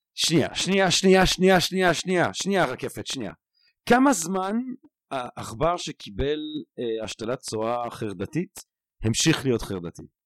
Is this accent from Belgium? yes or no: yes; Belgium; moved away; גדלתי אומנם בבלגיה, אבל בטלוויזיה הצרפתית